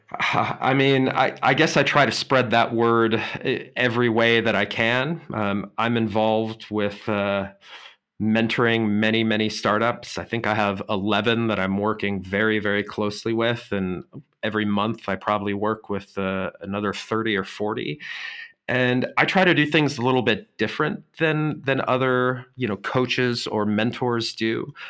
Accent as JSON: {"language": "English", "town": "Boulder", "region": "Colorado", "country": "United States", "tie": "born or raised there", "moved": "as an adult", "lives_now": "Germany", "said": "my hometown of Boulder, Colorado"}